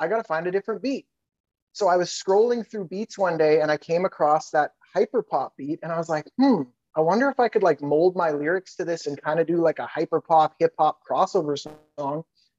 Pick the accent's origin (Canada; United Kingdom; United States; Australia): Canada; Oh, I'm a Canadian rapper